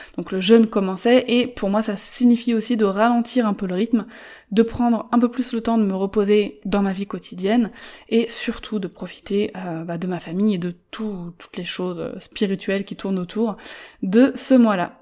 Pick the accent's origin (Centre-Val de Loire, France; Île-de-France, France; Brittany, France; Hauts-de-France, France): Île-de-France, France; Paris; moved away; Moi qui suis parisienne